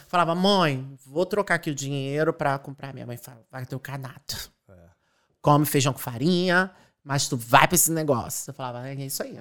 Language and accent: Portuguese; Rio de Janeiro, Brazil; moved away as an adult; now in Ireland; Eu sou de Acari, uma favela lá do Rio de Janeiro, Zona Norte